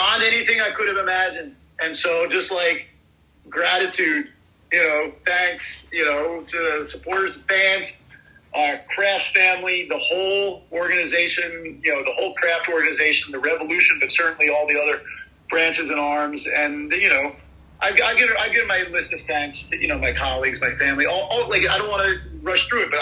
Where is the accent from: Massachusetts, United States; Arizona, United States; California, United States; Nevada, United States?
Massachusetts, United States; Boston; moved away as an adult; also born or lived in New Hampshire; I grew up in and around Boston, and then I've been back here, you know, for the last 22, 23 years